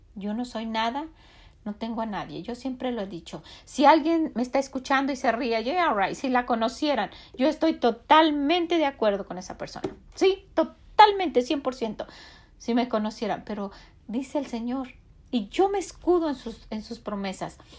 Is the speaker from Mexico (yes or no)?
yes; Mexico; now in United States; nosotros como mexicanos